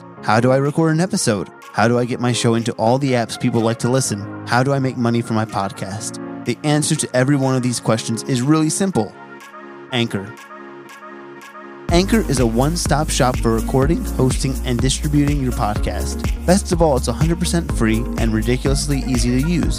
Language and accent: English; New Jersey, United States; I'm from New Jersey